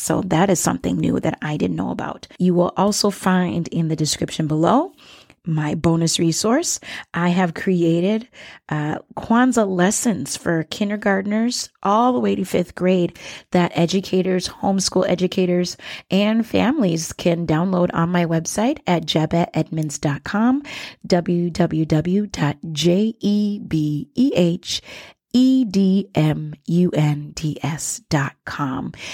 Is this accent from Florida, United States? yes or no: no; Minnesota, United States; also born or lived in Liberia; growing up in Minnesota